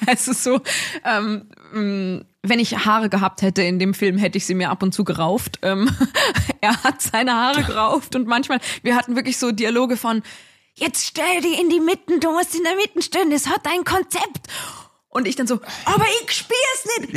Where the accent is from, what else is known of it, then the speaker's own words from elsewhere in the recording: Dorfgastein, Salzburg, Austria; ich komme aus Dorfgastein. Also das ist so, mhm. mhm. das ist schon irgendwie so mein, ja, mein Orientierungspunkt im Leben irgendwie, dass ich daherkomme, aus den Bergen, sehr naturverbunden aufgewachsen